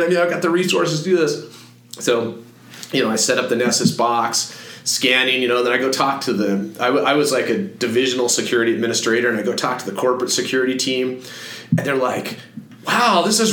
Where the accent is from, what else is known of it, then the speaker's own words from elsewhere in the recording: Fort Collins, Colorado, United States; moved away as an adult; I grew up in Fort Collins